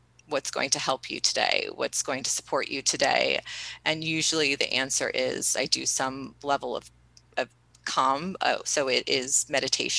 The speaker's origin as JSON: {"language": "English", "region": "East Coast", "country": "United States", "tie": "born or raised there", "said": "we grew up on the East Coast"}